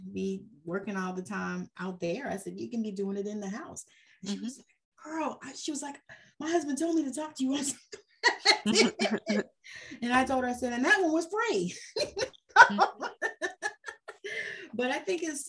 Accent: Georgia, United States; I'm from Georgia

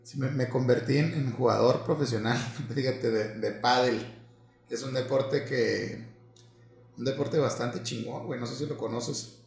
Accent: Mexico; como buenos mexicanos nos valió madre

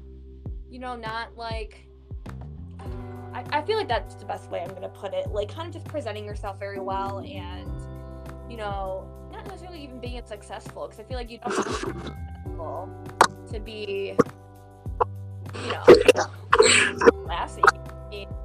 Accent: Cleveland, Ohio, United States; I'm from Cleveland

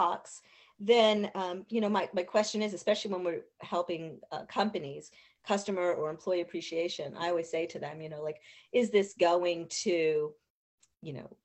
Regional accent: Reading, Pennsylvania, United States; I grew up there. I grew up on Carsonia Avenue. I graduated from Mount Penn High School

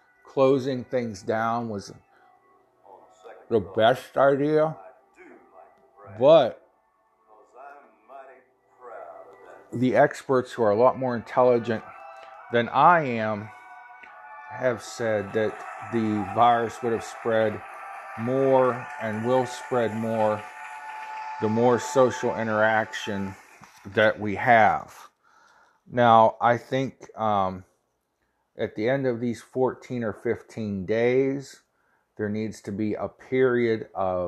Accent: United States; I'm an American

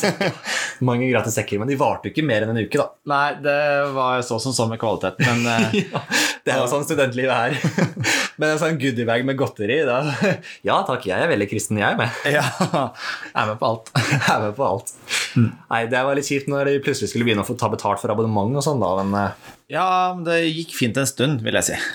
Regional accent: Norway; Vi bor i Norge, vi er nordmenn

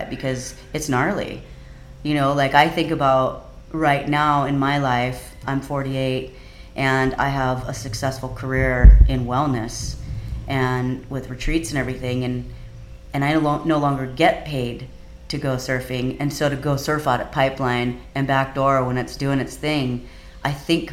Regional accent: Kauai, Hawaii, United States; also born or lived in Oahu; because I grew up on Kauai and I grew up with the Kauai boys

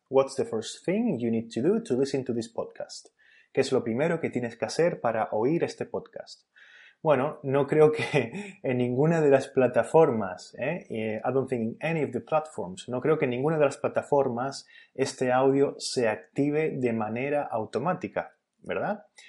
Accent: Spain; en España decimos wifi

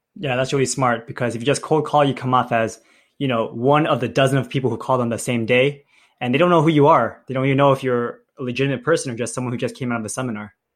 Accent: South Bay, California, United States; I'm from the South Bay

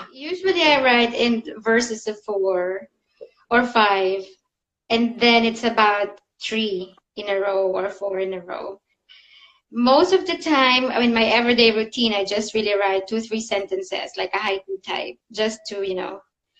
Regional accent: Philippines; now in Zurich, Switzerland; I'm originally from the Philippines, but I moved quite a lot around the globe, and now I found my second home in Zurich in Switzerland. So I've been living here now for 10 years.

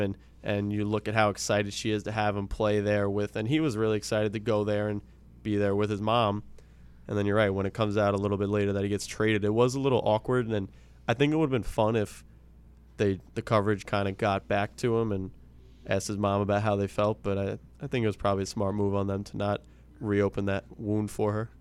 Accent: Long Island, New York, United States; I'm from Long Island, New York

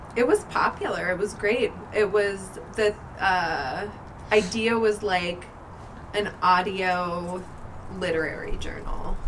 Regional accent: Fort Collins, Colorado, United States; I was born and raised in Fort Collins, Colorado. I've lived here most of my life

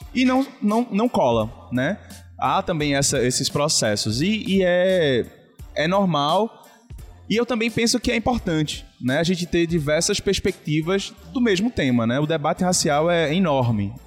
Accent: Olinda, Pernambuco, Brazil; also born or lived in Recife; eu nasci é, em Recife, mas morei a minha vida inteira numa comunidade é, de peixinhos, é, em Olinda

